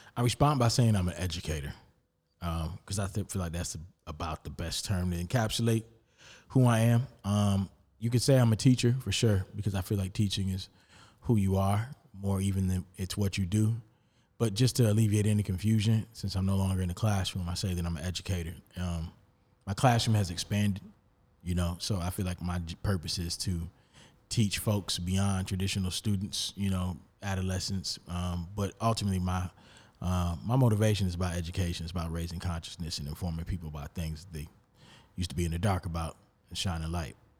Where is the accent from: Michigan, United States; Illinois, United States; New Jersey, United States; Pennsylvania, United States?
Illinois, United States; Rockford; moved away as an adult; now in Charlotte, United States; my hometown, like, Rockford